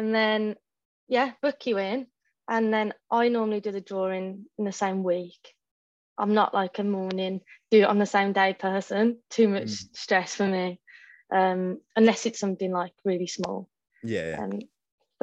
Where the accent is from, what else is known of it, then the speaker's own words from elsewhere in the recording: Wolverhampton, West Midlands, United Kingdom; moved away as an adult; now in Birmingham, United Kingdom; I started apprenticing in like my hometown, from Wolverhampton originally